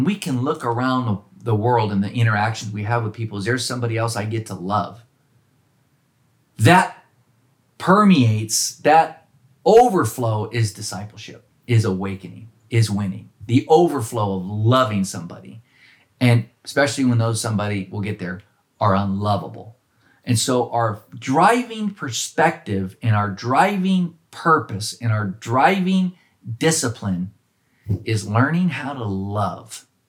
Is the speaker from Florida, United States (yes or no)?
no; Oakland, California, United States; because of the environment I was raised in Oakland.